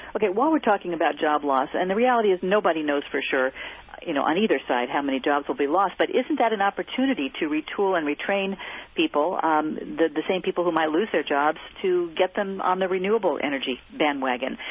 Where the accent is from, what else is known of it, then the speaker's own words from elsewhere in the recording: Bay Area, California, United States; I grew up in the Bay Area